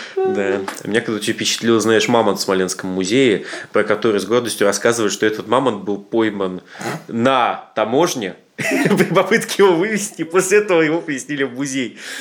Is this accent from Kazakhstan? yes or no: no; Siberia, Russia; как любой приличный сибиряк